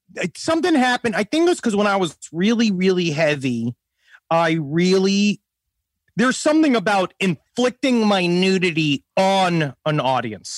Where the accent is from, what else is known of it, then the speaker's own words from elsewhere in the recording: New York City, New York, United States; I'm from Queens